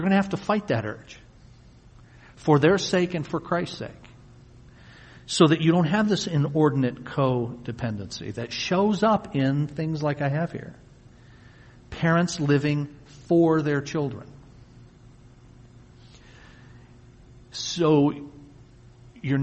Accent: Wyandotte, Michigan, United States; also born or lived in Tennessee; I was born in Wyandotte in 1962. I'm 54. And then when I was an infant toddler, I'm told we moved to Tennessee. And my younger brother was born there in 1964. But then shortly thereafter, we came back here. So for all the years I can remember, in kindergarten all the way up, I've lived here

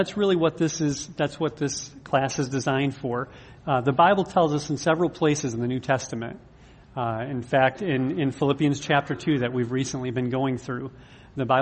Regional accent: United States; you and I as American, modern American Christians

